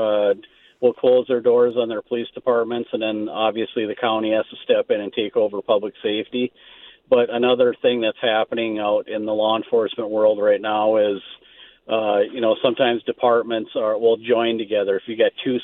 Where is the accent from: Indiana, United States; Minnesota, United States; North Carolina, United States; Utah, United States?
Minnesota, United States; Marble; I grew up in a small town called Marble